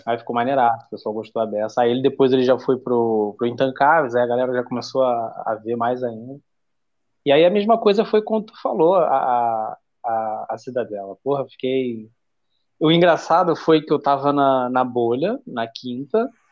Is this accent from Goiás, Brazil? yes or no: no; Rio de Janeiro, Brazil; Eu sou do Rio de Janeiro